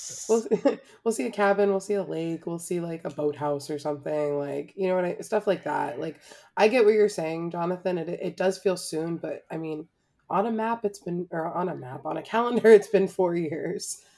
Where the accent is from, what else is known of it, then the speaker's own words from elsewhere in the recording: Florida, United States; growing up in Florida